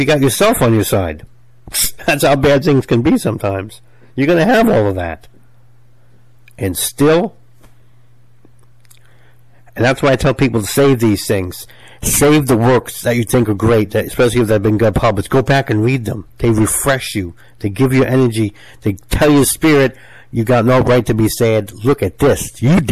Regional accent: United States; I'm American

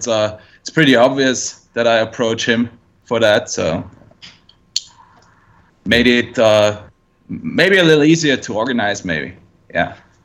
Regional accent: Innsbruck, Tyrol, Austria; he lives in Innsbruck now, and he lives like 10 minutes away from me, and it's like everybody, I'm from Innsbruck, that's in the western part of the town

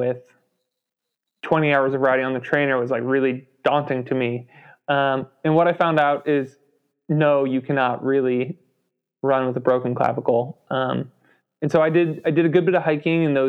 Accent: Chicago, Illinois, United States; now in Asheville, United States; I grew up around Chicago and grew up ice skating

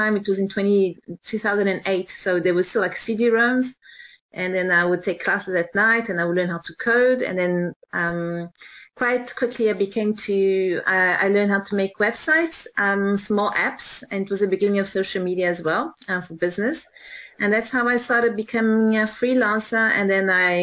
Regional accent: Johannesburg, Gauteng, South Africa; moved away as an adult; So I grew up in South Africa, in Johannesburg

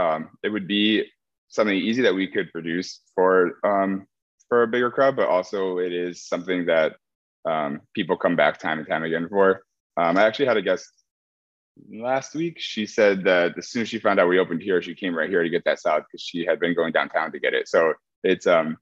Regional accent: Connecticut, United States; moved away as an adult; now in Chicago, United States; I'm originally from Connecticut. I moved to Chicago about 2.5 years ago now.

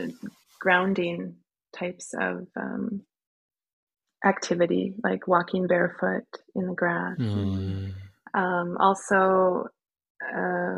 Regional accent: Midwest, United States; moved away as an adult; now in Norway; I'm American living in Norway

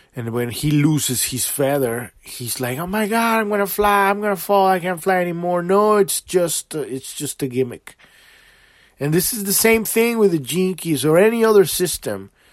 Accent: Mexico; I'm from Mexico. My country is beautiful, too

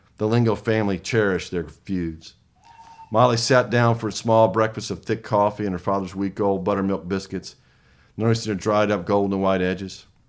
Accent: the South, United States; accent: Southern

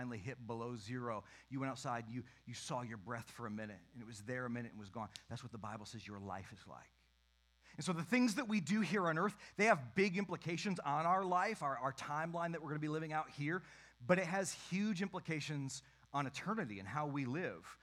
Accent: Western Michigan, United States; I grew up in Western Michigan. My church was out in the country.

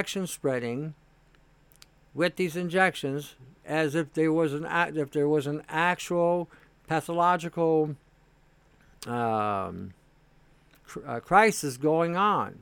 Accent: Canada; As a Canadian

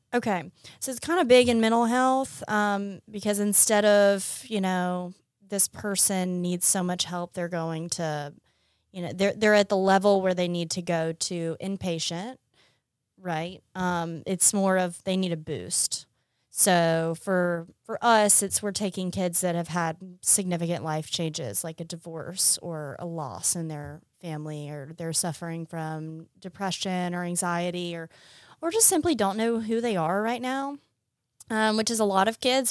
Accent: Montgomery, Alabama, United States; moved away as an adult; also born or lived in Washington, D.C.; now in Mississippi, United States; I grew up in Montgomery, Alabama.

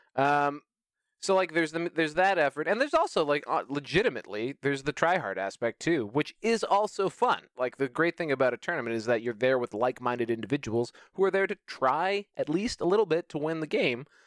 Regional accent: Canada; as a Canadian

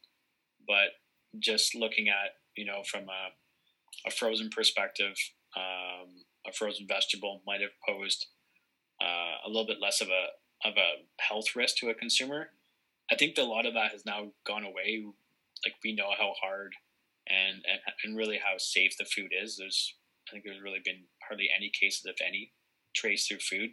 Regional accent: Barrie, Ontario, Canada; my hometown of Barrie, Ontario

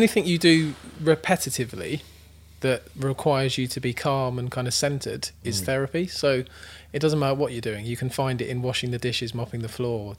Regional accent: London, United Kingdom; now in Southsea, United Kingdom; I grew up in London

